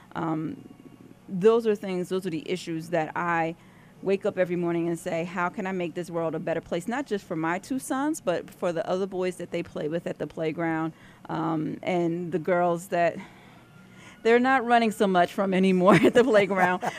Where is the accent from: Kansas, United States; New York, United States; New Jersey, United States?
New Jersey, United States; now in Pennsylvania, United States; I grew up in New Jersey, so I'm originally a Jersey girl.